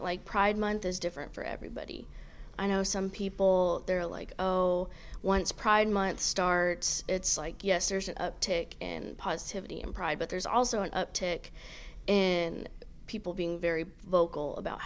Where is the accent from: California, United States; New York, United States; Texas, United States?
Texas, United States; Trinidad; I'm from the East Texas area. I'm from Trinidad